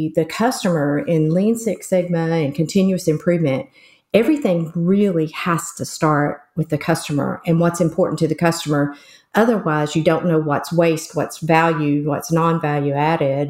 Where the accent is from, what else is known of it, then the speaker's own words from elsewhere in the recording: West Virginia, United States; accent: southern; I'm also from the U.S. and most specifically sort of southern U.S., more like hillbilly. So I was from West Virginia.